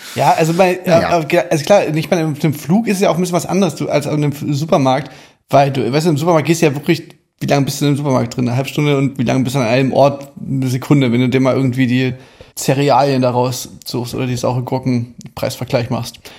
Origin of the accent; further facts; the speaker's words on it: Germany; bei uns in Deutschland